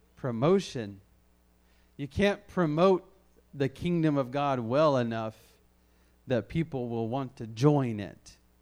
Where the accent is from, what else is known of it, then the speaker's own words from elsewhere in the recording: the South, United States; I grew up in the South where there was a church on every corner